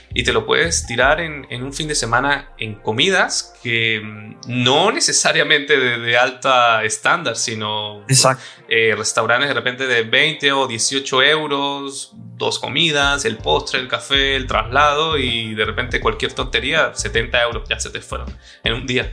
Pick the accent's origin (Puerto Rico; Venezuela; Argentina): Venezuela; moved away as an adult; also born or lived in Colombia / Mexico; now in Spain; que soy venezolano y que también he vivido en Colombia, he vivido en México